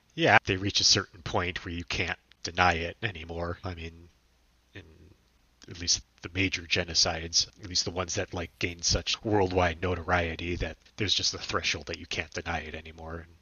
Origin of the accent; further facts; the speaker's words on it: United States; as an American